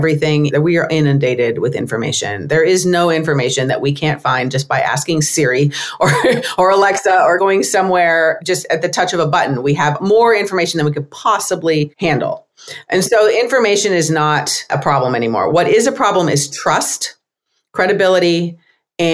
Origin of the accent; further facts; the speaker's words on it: United States; I'm American